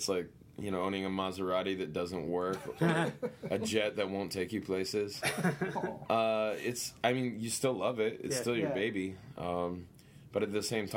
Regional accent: Western Maryland, United States; now in Brooklyn, United States; I grew up in Western Maryland

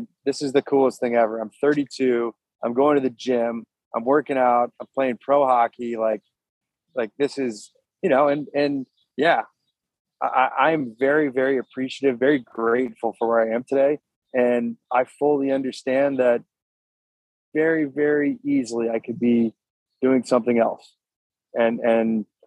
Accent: St. Louis, Missouri, United States; I'm from St. Louis, Missouri

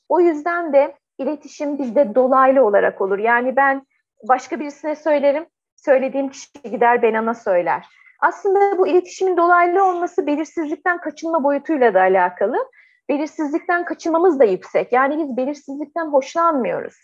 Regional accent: Turkey

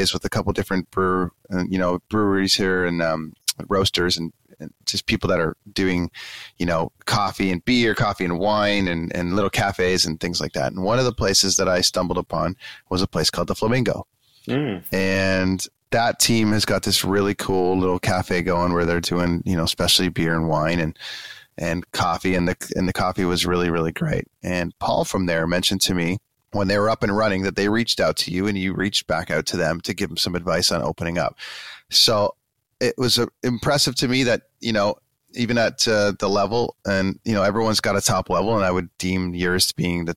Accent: Canada; I'm from Canada and I'm in Vancouver

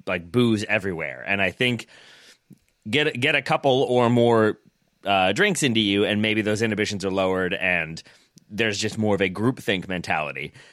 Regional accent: United States; as an American

